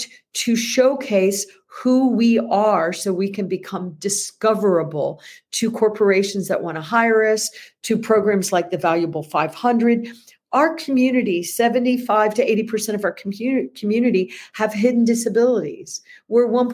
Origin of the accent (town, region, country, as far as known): United States